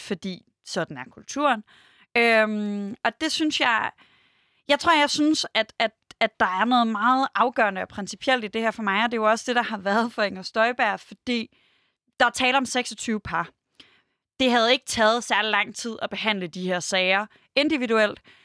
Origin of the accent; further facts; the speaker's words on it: Denmark; jeg er selv fra Jylland